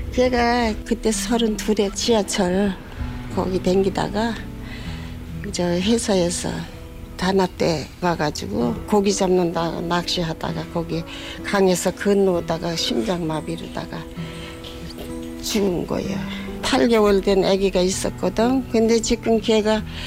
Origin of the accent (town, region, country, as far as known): Chuncheon, Gangwon, South Korea; born or raised there; moved away as an adult; also born or lived in Cheongpyeong / Cheongju / Cheonan; now in Seoul, South Korea